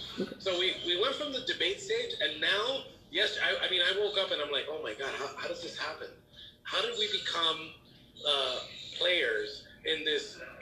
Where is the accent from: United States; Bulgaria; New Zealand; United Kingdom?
United States; I'm an American supremacist.